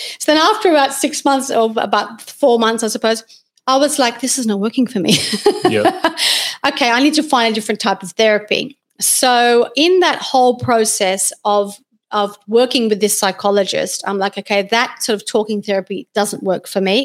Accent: Australia; I was born in Australia, and I did finish school and did my first university degree in science and nutrition

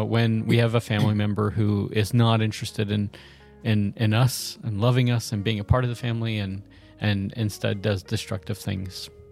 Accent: the South, United States; I'm from the South

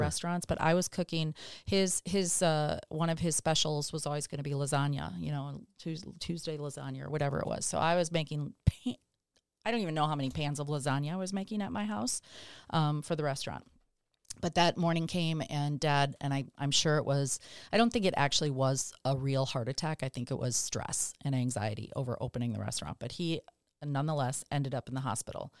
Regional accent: Dallas, Texas, United States; where I grew up in West Dallas, the entire neighborhood was public school kids.

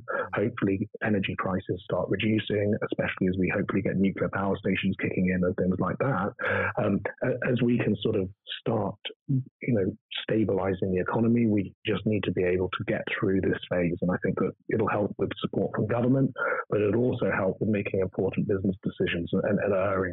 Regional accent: United Kingdom; as a British person

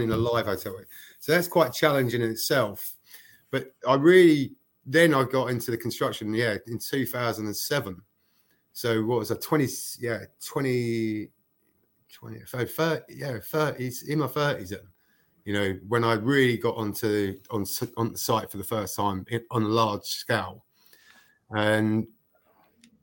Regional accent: Dagenham, London, United Kingdom; moved away as an adult; now in Denmark; growing up in Dagenham

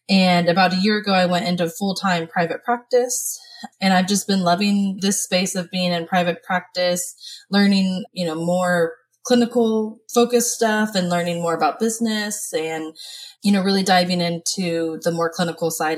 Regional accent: Austin, Texas, United States; moved away as an adult; I grew up in Austin, Texas, in a suburb outside of Austin. I moved here about 15 years ago when I got my first job

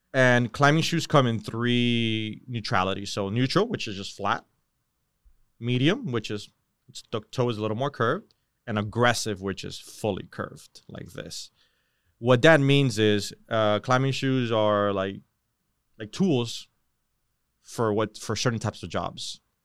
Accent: Hialeah, Florida, United States; also born or lived in Miramar, Florida / Miami Lakes, Florida; I grew up in Miramar, Hialeah, you know that area

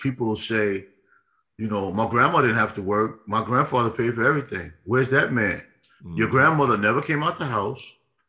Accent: New York City, New York, United States; Growing up in New York, at the church you went to in Brooklyn.

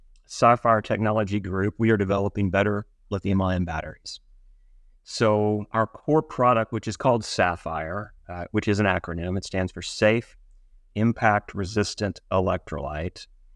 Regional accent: Mississippi, United States; also born or lived in Cincinnati / Washington, D.C.; now in Fairfax, United States; No, I'm originally from Mississippi.

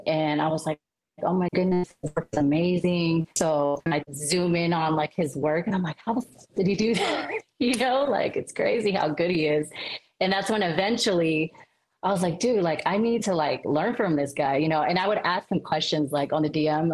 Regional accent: Sacramento, California, United States; also born or lived in Cavite City, Philippines; now in Las Vegas, United States; I grew up in Sacramento, California

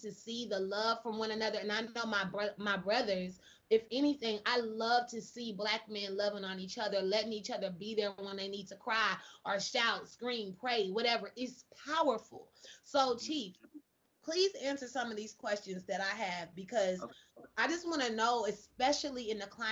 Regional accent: Kansas City, United States; I'm from Kansas City too

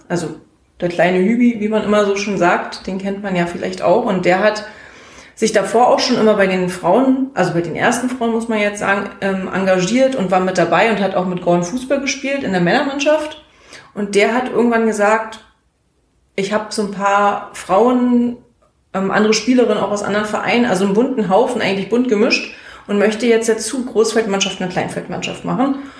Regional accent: Groß Köris, Brandenburg, Germany; Ich komme aus Großköris

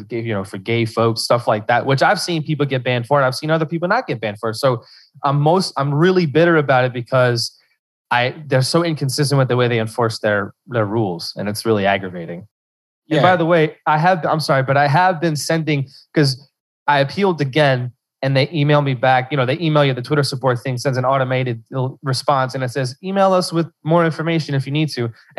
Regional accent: Louisiana, United States; I'm from Louisiana, South Central Louisiana, Cajun country.

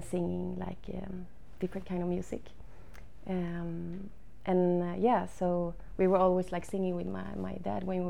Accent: Hällevadsholm, Västra Götaland, Sweden; English is a second language; I grew up on the west coast in Sweden, in Bohuslän, close to the ocean

